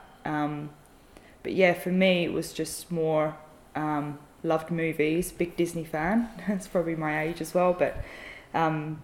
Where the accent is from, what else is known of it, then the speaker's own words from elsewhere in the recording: Bexleyheath, London, United Kingdom; also born or lived in Sidcup; now in Queenstown, New Zealand; So I was born in a place called Sidcup, which is southeast of London. And I grew up in Bexley Heath, which is still in the borough of London, but it's in the county of Kent.